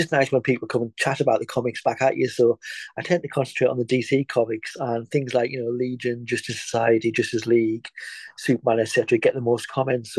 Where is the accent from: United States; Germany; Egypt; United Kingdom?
United Kingdom; England; now in Scotland, United Kingdom; I'm in Scotland. I'm English